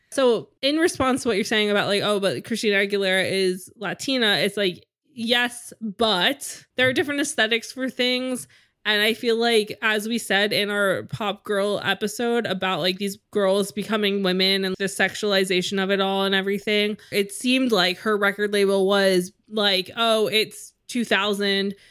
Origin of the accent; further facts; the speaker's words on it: United States; we're American